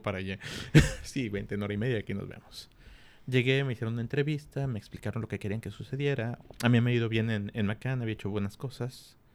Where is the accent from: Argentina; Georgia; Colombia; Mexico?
Mexico; Mexico City; moved away as an adult; also born or lived in Culiacán; Soy de la Ciudad de México, llegué a Culiacán a los 23 años